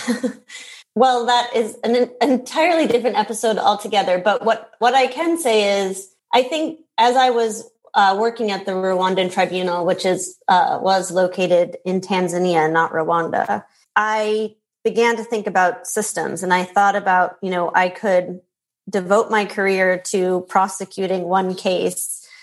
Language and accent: English; Minnesota, United States; I grew up in Minnesota